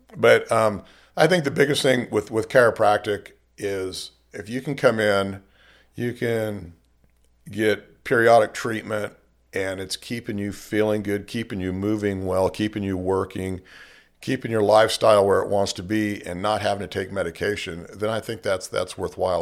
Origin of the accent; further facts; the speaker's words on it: Bakersfield, California, United States; born and raised in Bakersfield